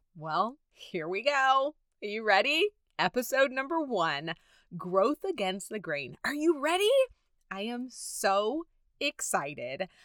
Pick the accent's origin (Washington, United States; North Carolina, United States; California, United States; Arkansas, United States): California, United States; Southern; I have been born and raised in Southern California.